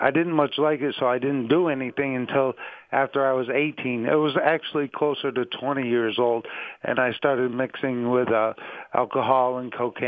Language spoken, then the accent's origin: English; Pittsfield, Massachusetts, United States; I was born in Pittsfield, Massachusetts